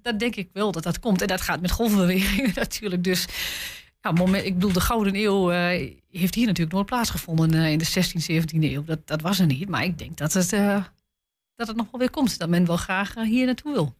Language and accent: Dutch; Twente, Overijssel, Netherlands; bij ons in Twente